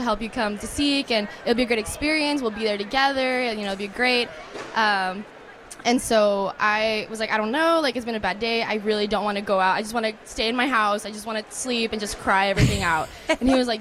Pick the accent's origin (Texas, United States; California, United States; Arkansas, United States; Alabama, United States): Texas, United States; Eagle Pass; now in San Marcos, United States; I'm originally from Eagle Pass